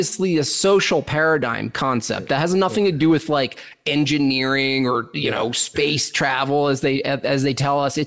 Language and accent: English; the Catskills, New York, United States; moved away; I was born in the Catskills, New York